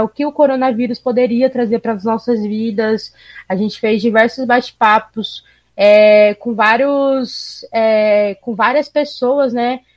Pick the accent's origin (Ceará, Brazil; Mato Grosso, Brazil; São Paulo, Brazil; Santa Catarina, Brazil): Mato Grosso, Brazil; Cuiabá; accent: Cuiabano dialect; Nós aqui em Cuiabá temos, como vários outros lugares do país, temos o nosso dialeto